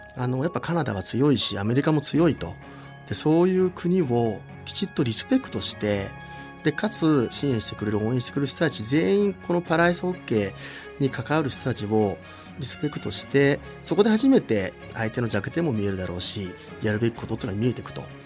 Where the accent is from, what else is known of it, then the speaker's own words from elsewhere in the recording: Nagano, Japan; also born or lived in Tokyo; 将来は地元に帰って長野県に戻って